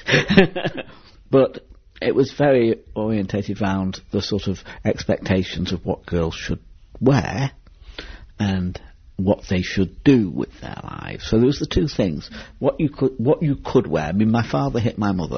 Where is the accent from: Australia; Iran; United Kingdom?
United Kingdom; Manchester, North West England; I came from Manchester. I was raised in a council house on the Withenshaw estate